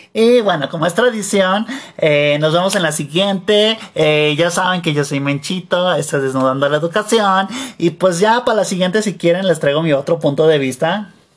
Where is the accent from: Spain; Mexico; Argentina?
Mexico; also born or lived in United States; yo vivía en Estados Unidos allá, porque pues allá nací, pues allá me tocó nacer, aunque yo soy de Mechito, Mechito Land me tocó nacer allá